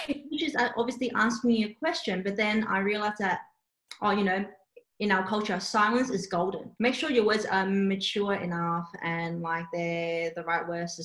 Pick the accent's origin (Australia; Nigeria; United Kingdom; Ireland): Australia; Sydney, New South Wales; first language Cantonese; born and raised in Australia